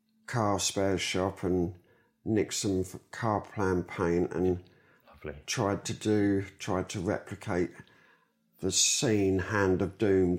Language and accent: English; London, United Kingdom; I am from London. I was born in St Thomas's Hospital in Southwark.